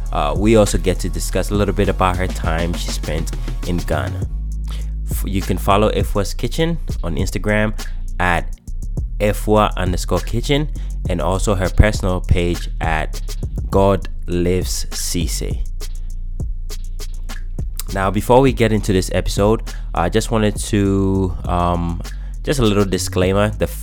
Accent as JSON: {"language": "English", "country": "United States", "tie": "born or raised there", "said": "So, you know, for me, growing up in America, this is the only state that I've lived."}